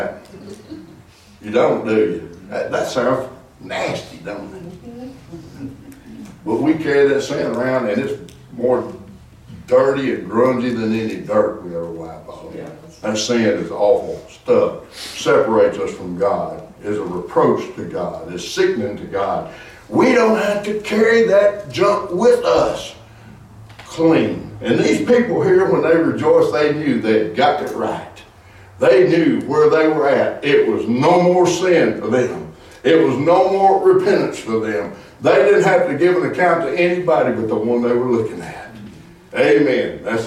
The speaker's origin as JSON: {"language": "English", "region": "Arkansas", "country": "United States", "moved": "yes", "lives_now": "Texas, United States", "said": "I'm from Arkansas. When I moved to Texas"}